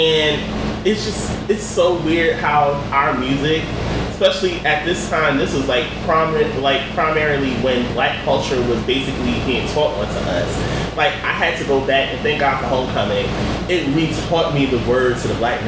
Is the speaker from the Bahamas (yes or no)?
no; United States; growing up in the Tri-State area, we had rap before New York rap became a global thing.